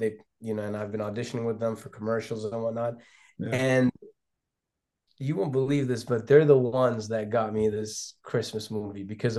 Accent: Lebanon; also born or lived in London, United Kingdom / Ghana; now in United States; if we go back to my roots, you know, I was born in London and I was raised between Lebanon and Ghana, West Africa. Yeah. So essentially, I came here as an international student. On a student visa to the University of Minnesota.

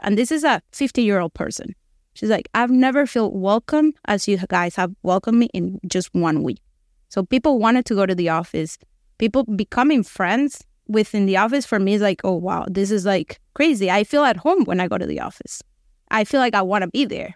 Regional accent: Venezuela; moved away as an adult; now in United States; We're both from Venezuela, same situation, we're the same age. We actually went to kindergarten

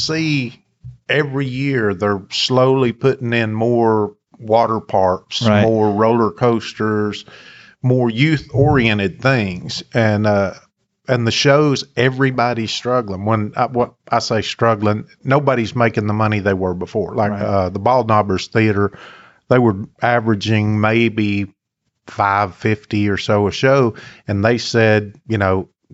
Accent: Knoxville, Tennessee, United States; accent: Appalachian; also born or lived in Smoky Mountains; I was born in Knoxville, and my accent is Appalachian. I grew up with when I was a little kid, my dad was in the Navy, and I lived in the Smoky Mountains

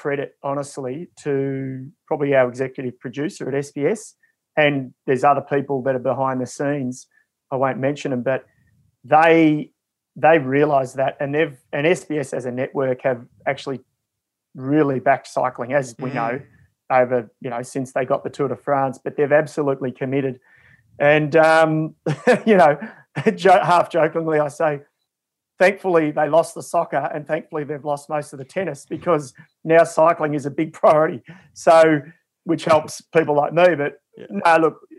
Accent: Ballarat, Victoria, Australia; also born or lived in Shepparton; I grew up in Ballarat and then sort of later on high school years in Shepparton

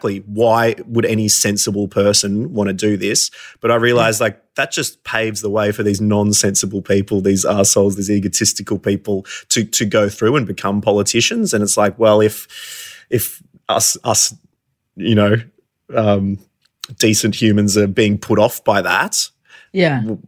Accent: Warrnambool, Victoria, Australia; We grew up in Warrnambool together

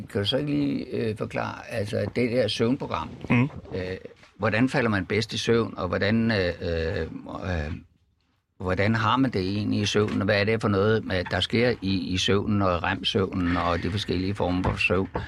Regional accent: Jutland, Denmark; Vi er jo faktisk begge to fra Jylland.

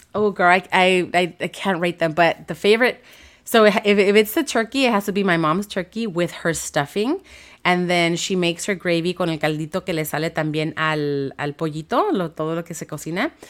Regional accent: Los Angeles, California, United States; I grew up in Watts, so my high school was in Downey

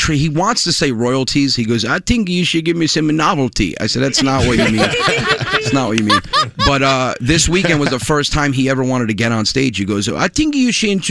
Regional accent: Westchester, New York, United States; now in Long Island, United States; I'm from Westchester, New York. I live on Long Island now

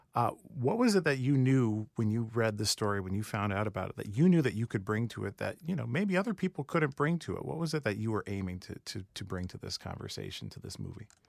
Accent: Rancho Cucamonga, California, United States; I grew up in Rancho Cucamonga

